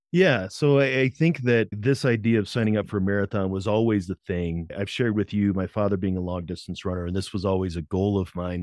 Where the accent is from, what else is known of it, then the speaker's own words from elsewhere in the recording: Berkeley, Missouri, United States; I grew up in Saint Louis, Missouri